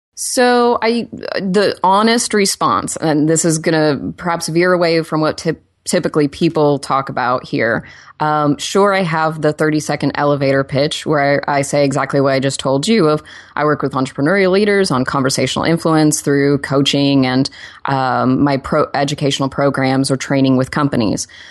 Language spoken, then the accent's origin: English; Oklahoma, United States; now in Los Angeles, United States; I'm also from Oklahoma